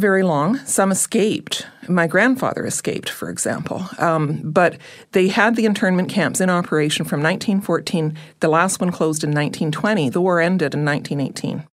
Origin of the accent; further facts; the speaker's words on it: Brantford, Ontario, Canada; I'm from Brantford, Ontario